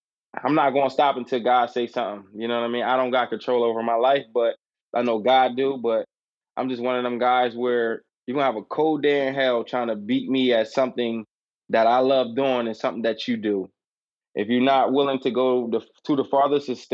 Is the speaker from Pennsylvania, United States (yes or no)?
yes; Harrisburg, Pennsylvania, United States; I'm a real uptown kid. I never left.